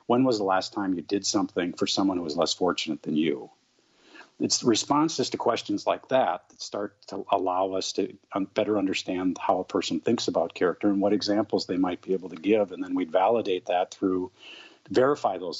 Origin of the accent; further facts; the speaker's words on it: St. Paul, Minnesota, United States; I grew up in St. Paul.